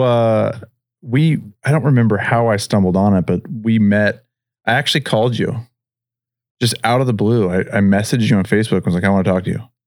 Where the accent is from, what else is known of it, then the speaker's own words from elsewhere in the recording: Pacific Northwest, United States; moved away as an adult; now in Henderson, United States; I'm from the Pacific Northwest originally, and I, I moved down here